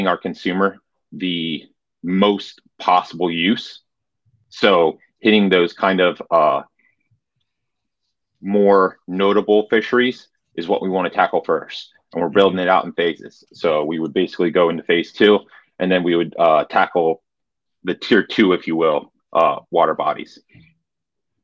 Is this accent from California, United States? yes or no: no; Central Pennsylvania, United States; I'm from Central Pennsylvania